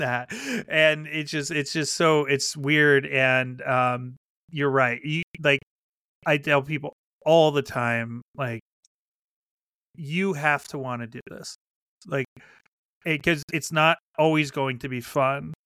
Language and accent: English; Pennsylvania, United States; moved away; also born or lived in Chicago; I grew up in Pennsylvania uh, with the Appalachian Trail, like six miles from my house